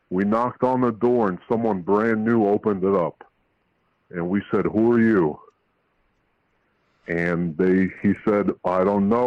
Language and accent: English; Albania; now in New Port Richey, United States